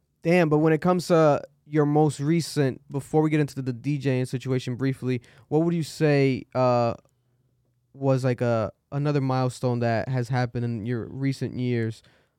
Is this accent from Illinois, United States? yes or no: no; Providence, Rhode Island, United States; especially because I'm from Providence, Rhode Island.